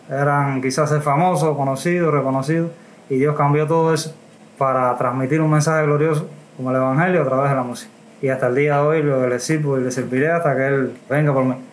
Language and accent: Spanish; Camajuaní, Villa Clara, Cuba; Soy de Camajuaní.